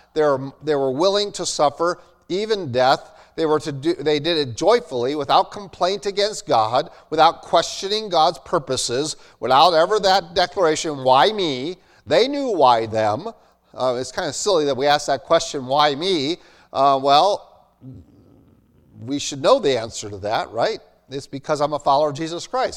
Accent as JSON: {"language": "English", "country": "United States", "said": "In America, so I'm American. I'm Dutch born, Amer, uh, Dutch male American"}